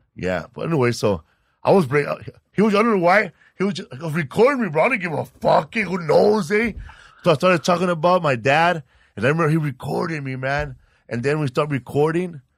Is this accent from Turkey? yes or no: no; Sinaloa, Mexico; now in Los Angeles, United States; I'm from Sinaloa, Mexico